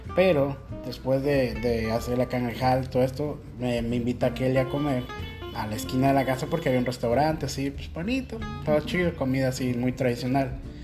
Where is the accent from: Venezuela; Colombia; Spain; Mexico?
Mexico; Guadalajara, Jalisco; moved away as an adult; now in Huaquillas, Ecuador; Yo, de Guadalajara